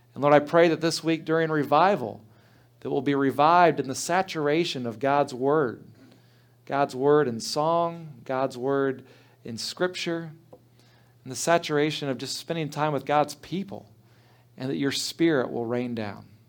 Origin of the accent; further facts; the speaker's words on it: Trotwood, Ohio, United States; I grew up in Trotwood Church of the Brethren